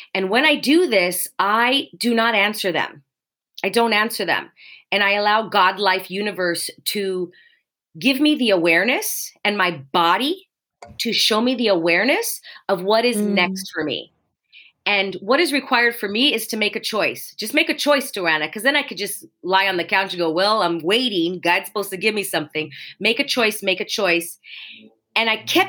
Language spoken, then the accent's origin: English; Los Angeles, California, United States; I was born in Los Angeles. Born and raised, still here